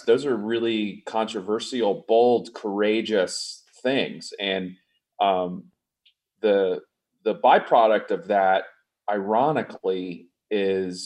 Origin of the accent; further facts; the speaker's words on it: Atlanta, Georgia, United States; I grew up in the South, you mentioned, in a family of folks that were in the arts. I was fortunate, being from Atlanta